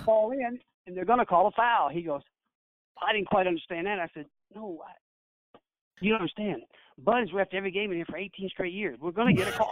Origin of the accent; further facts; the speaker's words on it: Kentucky, United States; now in Mouth of Wilson, United States; I'm from Kentucky